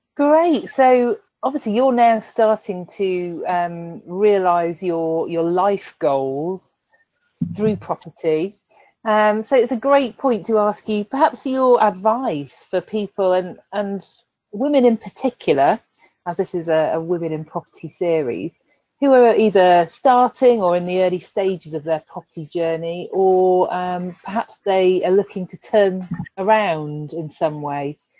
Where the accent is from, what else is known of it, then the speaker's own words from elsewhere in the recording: Leamington Spa, West Midlands, United Kingdom; my hometown, Leamington Spa